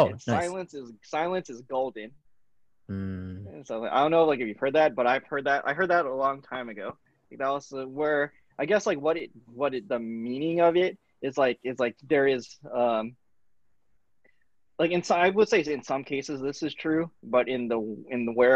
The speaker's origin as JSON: {"language": "English", "region": "California", "country": "United States", "tie": "born or raised there", "said": "growing up in California, you're kind of blessed with being in a melting pot of cultures"}